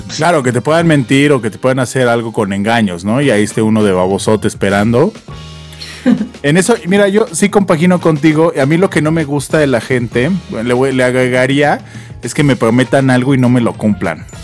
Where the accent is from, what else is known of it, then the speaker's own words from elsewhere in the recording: Mexico; nosotros en nuestra infancia, por lo menos aquí en México